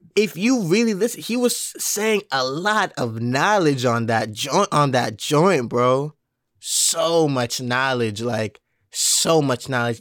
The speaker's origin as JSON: {"language": "English", "town": "Mount Vernon", "region": "New York", "country": "United States", "said": "I'm from Mount Vernon, New York"}